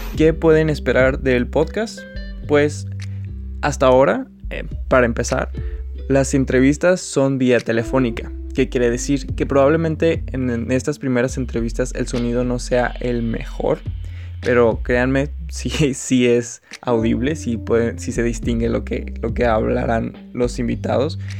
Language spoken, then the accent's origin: Spanish; Agua Prieta, Sonora, Mexico; moved away as an adult; now in Hermosillo, Mexico; actualmente estoy en Agua Prieta, mi ciudad natal, aunque yo resido en Hermosillo ya desde hace un tiempo